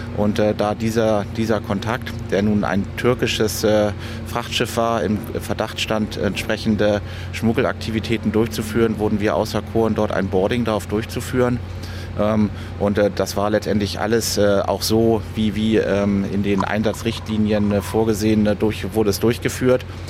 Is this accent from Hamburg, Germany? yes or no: yes; Hamburg, Germany; ich bin tatsächlich in Hamburg aufgewachsen, bin auch noch wohnhaft in Hamburg